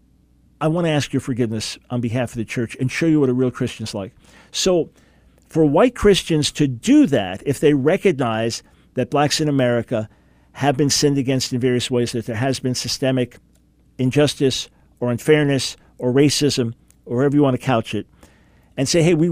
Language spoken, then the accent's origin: English; United States; as an American